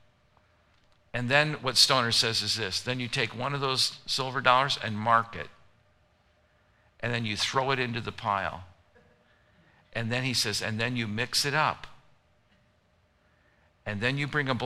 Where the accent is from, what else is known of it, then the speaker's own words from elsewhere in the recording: Gary, Indiana, United States; I'm from Gary, Indiana. That's where I was born.